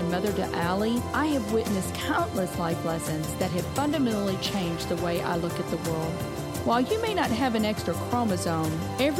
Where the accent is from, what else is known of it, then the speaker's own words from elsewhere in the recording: Kentucky, United States; moved away as an adult; now in St. Louis, United States; Greg and I are originally from Kentucky, moved here right after college